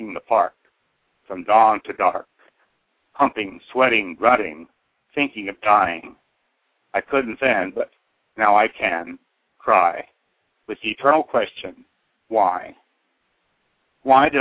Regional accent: Oklahoma, United States; also born or lived in Southeast Idaho; now in Idaho, United States; I'm from Oklahoma originally

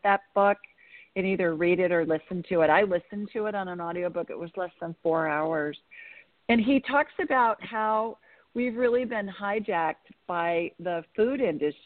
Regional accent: Columbus, Ohio, United States; moved away; I grew up in Columbus

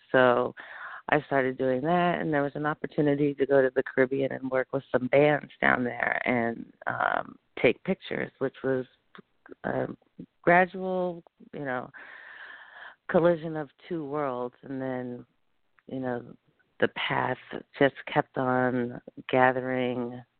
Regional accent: New York City, New York, United States; And I'm originally from New York City, so it's already a fast paced life.

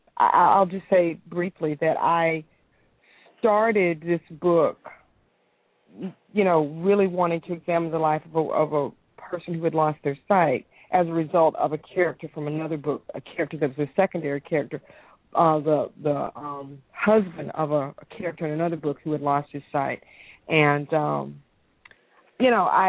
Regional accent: East Coast, United States; moved away as an adult; now in Oakland, United States; I'm originally from the East Coast, but Oakland is my home.

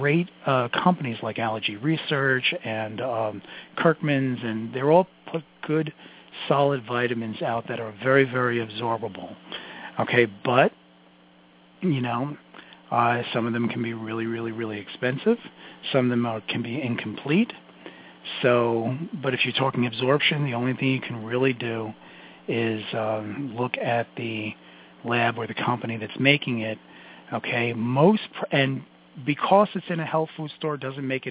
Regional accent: New York City, New York, United States; I'm from Brooklyn. I talk fast.

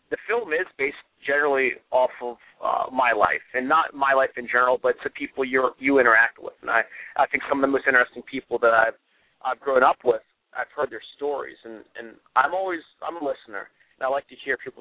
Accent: Greencastle, Pennsylvania, United States; also born or lived in Hartford, Connecticut / West Hartford, Connecticut; For the most part, I grew up in Pennsylvania, originally from Hartford, Connecticut

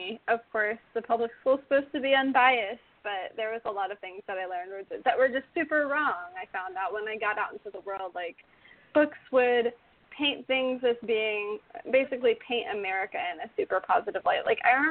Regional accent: South Carolina, United States; Growing up in South Carolina

